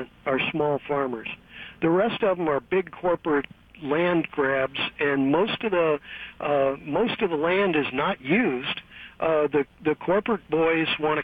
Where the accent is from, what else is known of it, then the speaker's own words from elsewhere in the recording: St. Louis, Missouri, United States; now in Pittsburgh, United States; I'm originally from St. Louis, and we had a basement in my parents' house